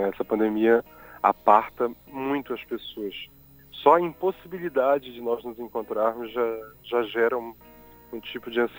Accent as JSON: {"language": "Portuguese", "town": "Belém", "region": "Pará", "country": "Brazil", "tie": "born or raised there", "also_born_or_lived": "Macapá", "said": "Eu nasci em Macapá, mas eu sou de Belém, né? Porque eu fui morar em Belém aos quatro meses. Meus pais se mudaram quando eu era um bebê. E eu cresci em Belém, enfim, eu sou de Belém, apesar de ter nascido em Macapá."}